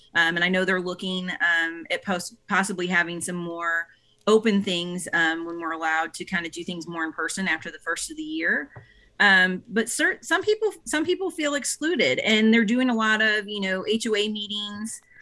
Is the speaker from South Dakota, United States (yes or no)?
no; St. Louis, Missouri, United States; now in East Cobb, United States; I'm, I'm from, I hail from Saint Louis, Missouri originally